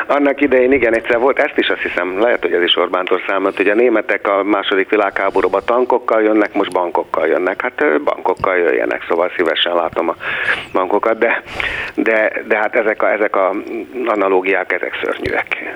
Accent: Hungary; Magyarország a hazám

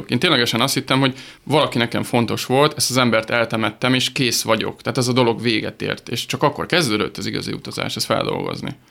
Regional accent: Hungary; 600 fős kicsi, kicsi, kicsi nagyon hagyományőrző, nagyon konzervatív pici falu. Onnan én származom, és ebbe a pici kis zsebkendőnyi faluban van egy kis kastély, amit még jó 150 éve építettek, és akkor ott laktunk öreganyámmal.

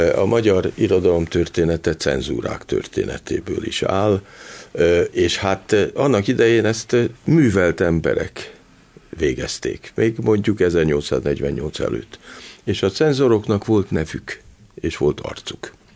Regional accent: Hungary; én például abban nőttem föl, hogy volt cenzúra Magyarországon

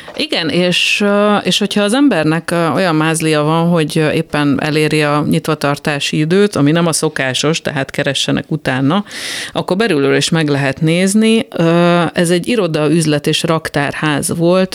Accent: Tatabánya, Komárom-Esztergom, Hungary; én tatabányai gyerek vagyok

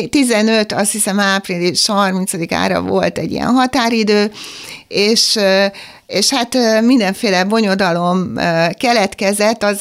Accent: Pápa, Veszprém County, Hungary; én is pápai vagyok

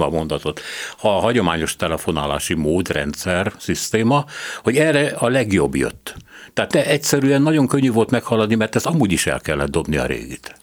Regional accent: Hungary; mi nem szovjet szellemben nőttünk föl, mert azért a kádári egy kicsit más volt, mint az NDK

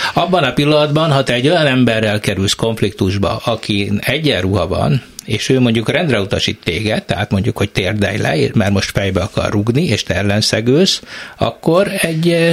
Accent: Eger, Heves, Hungary; én Egerből jövök

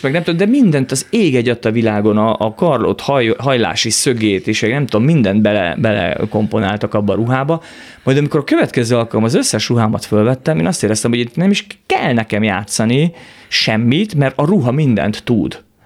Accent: Hungary; first language Hungarian; Magyarországon élek, én magyar ember vagyok, magyar, ma, én azt érzem, hogy magyarul az anyanyelvemen tudom igazából kifejezni magam

